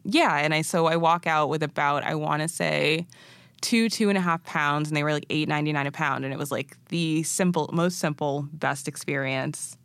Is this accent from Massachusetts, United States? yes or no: yes; Massachusetts, United States; also born or lived in Arusha, Tanzania; I'm originally from New England, born and raised in Massachusetts